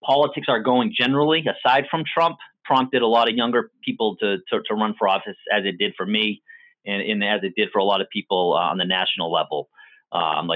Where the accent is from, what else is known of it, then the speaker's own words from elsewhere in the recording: New Bedford, Massachusetts, United States; also born or lived in Philadelphia; so I grew up, born and raised in New Bedford, Massachusetts